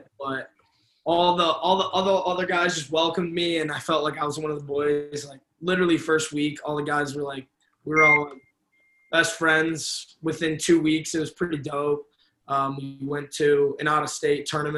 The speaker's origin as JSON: {"language": "English", "area": "Chicago area", "region": "Illinois", "country": "United States", "said": "I'm from the Chicago area, like 45 minutes away from the city"}